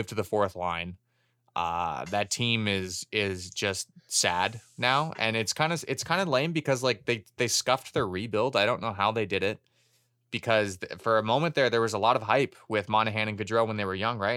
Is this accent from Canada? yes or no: yes; Canada; as a Canadian hockey fan